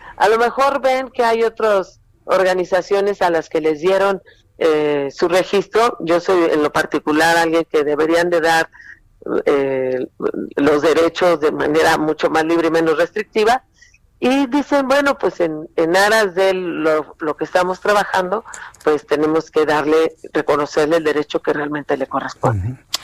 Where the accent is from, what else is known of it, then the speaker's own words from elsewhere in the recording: Mexico; como muchos mexicanos y mexicanas